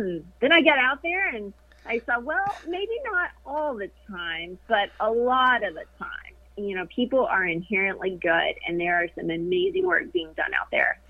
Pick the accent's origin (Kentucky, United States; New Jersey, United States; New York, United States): Kentucky, United States; moved away as an adult; now in Florida, United States; I grew up in Kentucky. That's where I went to college, and that's where I had my first broadcasting job. So that's where all my family still resides.